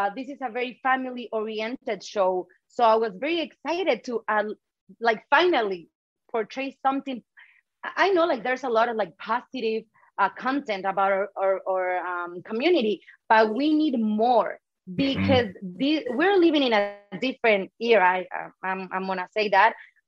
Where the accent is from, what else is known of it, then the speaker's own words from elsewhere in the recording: Mexico; moved away as an adult; I grew up in Mexico, so we didn't have that show